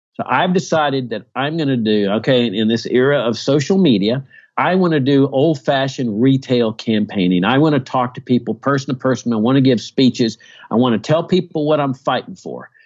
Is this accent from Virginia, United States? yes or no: yes; Virginia, United States; my home state of Virginia